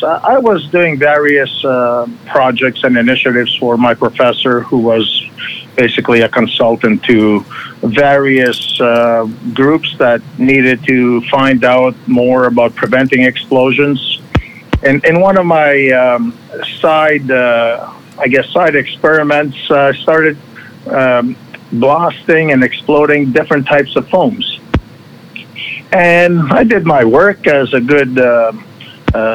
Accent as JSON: {"language": "English", "town": "Montreal", "region": "Quebec", "country": "Canada", "tie": "born or raised there", "said": "I grew up in Montreal, Quebec, Canada."}